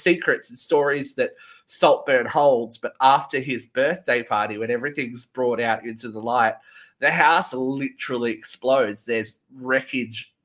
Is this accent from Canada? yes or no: no; Australia; I'm Australian.